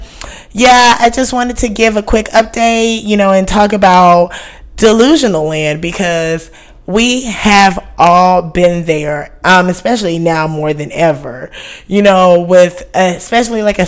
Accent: Houston, Texas, United States; This is my hometown, Houston

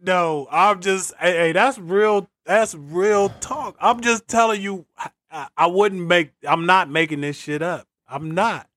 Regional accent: Greenville, North Carolina, United States; growing up in North Carolina, shout out Greenville

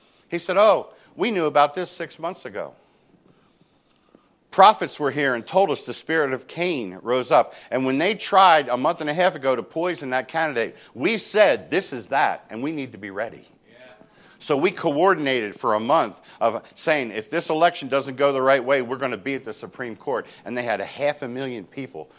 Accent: New Jersey, United States; moved away; I'm from New Jersey. I talk fast

